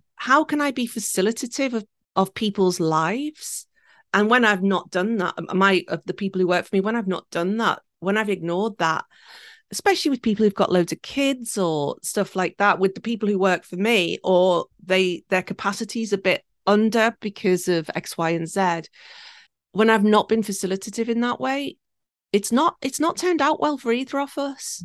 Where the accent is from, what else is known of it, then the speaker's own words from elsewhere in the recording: the Wirral, North West England, United Kingdom; now in Tokyo, Japan; I was born and raised four miles from Liverpool in a little peninsula called the Wirral, and it sits between Liverpool and Wales.